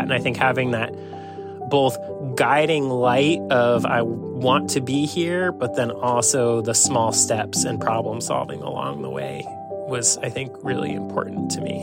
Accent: Waterbury, Vermont, United States; now in Bellingham, United States; I was in Waterbury, Vermont, my hometown

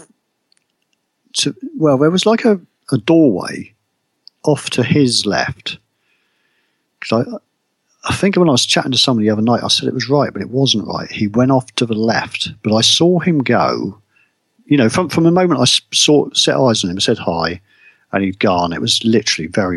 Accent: United Kingdom; me as a Brit

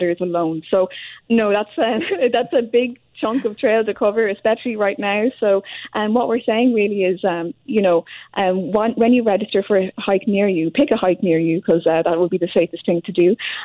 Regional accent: Ireland; now in Montreal, Canada; when I arrived in Canada, actually, I'm from Ireland myself

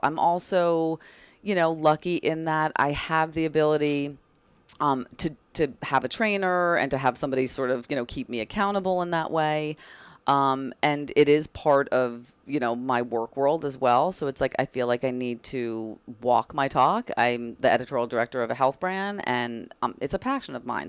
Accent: Bridgewater, New Jersey, United States; moved away as an adult; also born or lived in North Carolina; now in New York, United States; I grew up in that exotic place called New Jersey, across the Hudson, um, in a town called Bridgewater, and I spent basically my whole life there until I moved to New York after college

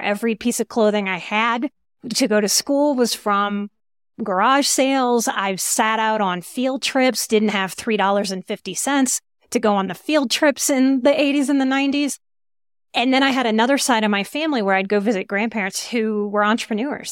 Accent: New Orleans, Louisiana, United States; moved away; also born or lived in Texas / Colorado; I'm from New Orleans

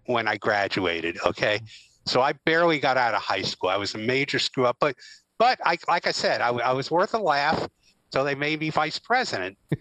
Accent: the Poconos, Pennsylvania, United States; friends that I grew up with in the Poconos

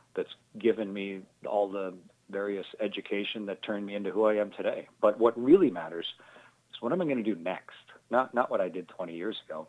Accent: Sarnia and Milton, Ontario, Canada; moved away as an adult; also born or lived in Russia / United States; I was born in Sarnia, and then my folks have a farm near Milton, so I was raised in those two places

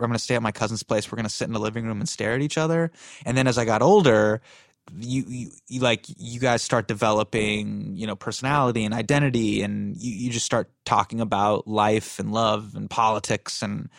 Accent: Davis, California, United States; born there; Correct. I was born in Davis, California.

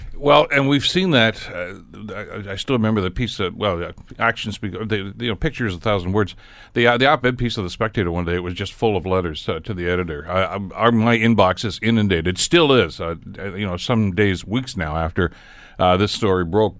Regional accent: Hamilton, Ontario, Canada; I was from Hamilton

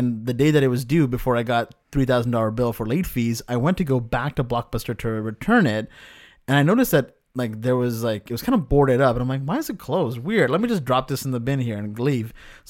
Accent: United Kingdom; accent: UK; My UK accent coming back again.

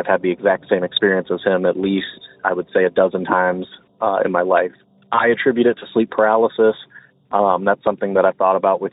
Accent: Ohio, United States; I'm from Ohio

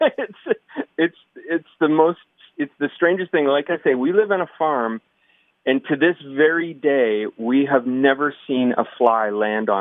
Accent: Waterloo, Ontario, Canada; I'm from Waterloo

